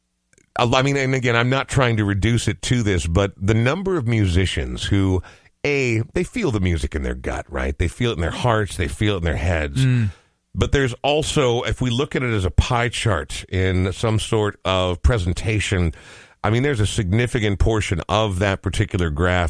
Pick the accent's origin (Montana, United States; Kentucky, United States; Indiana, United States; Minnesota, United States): Montana, United States; So growing up in Montana, you know, I have friends who now call Montana home